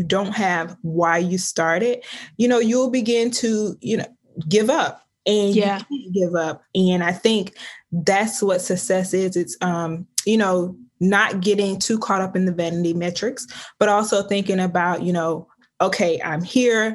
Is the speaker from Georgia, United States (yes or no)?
yes; Osceola, Georgia, United States; I'm from the South. I'm from a small town called Osceola, Georgia. It's about 4,000 people, and it was a very small town.